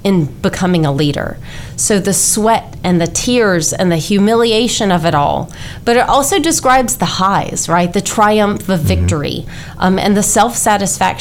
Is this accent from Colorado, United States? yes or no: no; Louisiana, United States; moved away as an adult; also born or lived in Georgia / Texas; Hurricane Katrina devastated my home state of Louisiana. So following graduation, I moved home